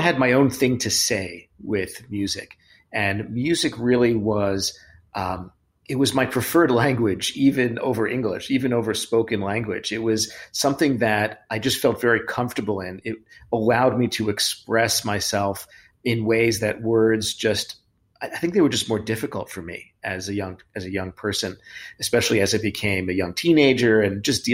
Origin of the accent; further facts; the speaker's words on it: New York City, New York, United States; moved away; I haven't been back to Brooklyn where my parents are for 14 months, the same house I grew up in.